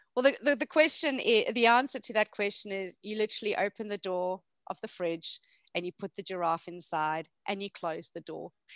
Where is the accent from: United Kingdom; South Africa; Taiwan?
South Africa; moved away; I'm originally South African